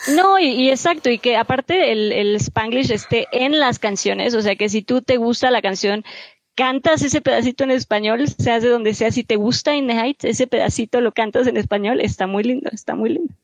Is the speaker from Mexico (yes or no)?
yes; Mexico; como mexicanos